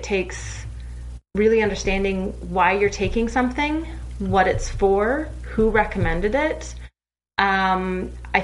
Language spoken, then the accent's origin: English; Canada; I'm Canadian